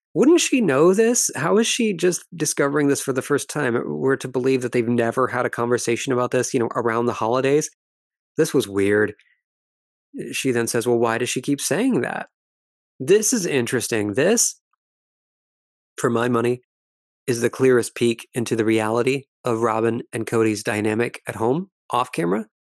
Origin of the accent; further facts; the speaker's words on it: Ireland; as we Irish say